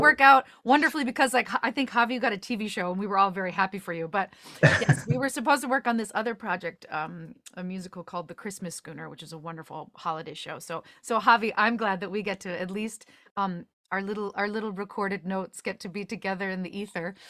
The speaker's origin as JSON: {"language": "English", "area": "just outside of Chicago", "region": "Illinois", "country": "United States", "tie": "born or raised there", "said": "I grew up just outside of Chicago"}